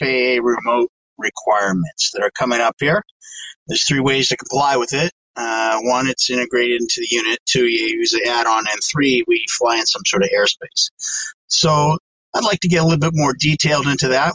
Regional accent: Maine, United States; now in Massachusetts, United States; from Maine. Actually, I'm not from Maine anymore. I'm living in Massachusetts

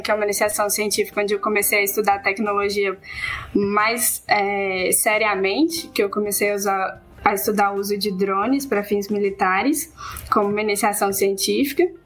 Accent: Barbacena, Minas Gerais, Brazil; Eu sou do interior de Minas Gerais, é, de uma cidade chamada Barbacena

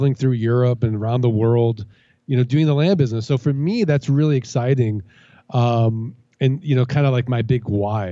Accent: St. Louis, Missouri, United States; moved away; also born or lived in Indiana; I grew up in St. Louis, Missouri.

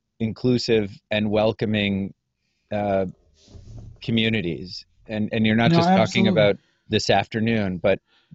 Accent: New Hampshire, United States; Well, I live 20 minutes from the border, but an hour from where I grew up here in New Hampshire, also a very white state.

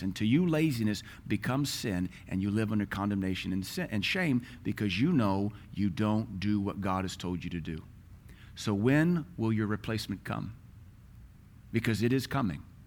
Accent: United States; We're American.

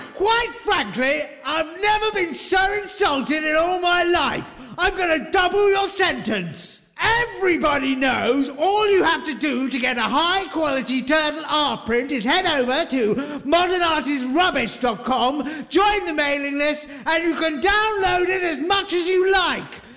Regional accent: Essex, East of England, United Kingdom; the village where I grew up in Essex

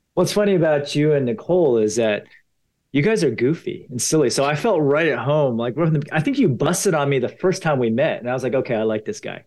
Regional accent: Potomac, Maryland, United States; I grew up in Potomac, Maryland.

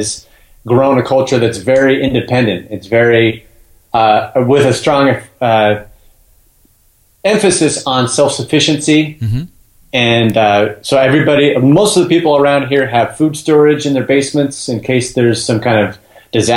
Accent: Utah, United States; moved away as an adult; also born or lived in Brazil / Paris, France; I grew up in Utah in the United States

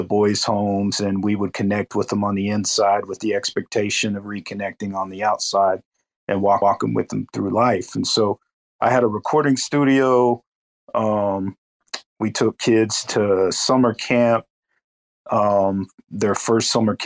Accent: Tulsa, Oklahoma, United States; I'm from Tulsa, Oklahoma

